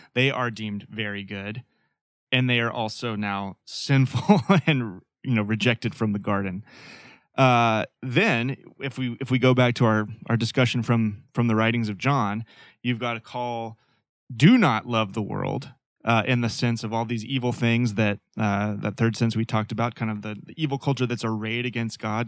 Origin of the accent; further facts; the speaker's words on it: Fayetteville, Arkansas, United States; moved away as an adult; now in Portland, United States; Growing up in Nor-, Northwest Arkansas, born and raised